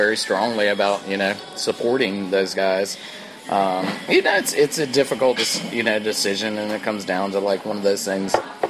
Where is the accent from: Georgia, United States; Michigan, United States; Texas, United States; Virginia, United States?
Georgia, United States; Atlanta; moved away as an adult; also born or lived in Boulder, Colorado / Boone, North Carolina; now in Greenville, United States; growing up in Atlanta